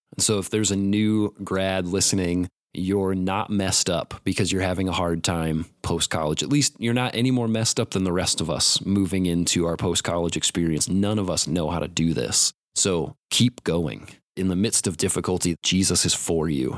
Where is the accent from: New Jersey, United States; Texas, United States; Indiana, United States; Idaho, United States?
Indiana, United States; Warsaw; moved away as an adult; now in Mankato, United States; I'm from Warsaw, Indiana, originally